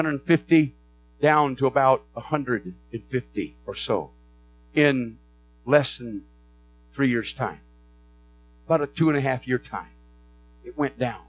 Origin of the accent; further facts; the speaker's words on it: Flint, Michigan, United States; I was born in Flint, Michigan. Was raised there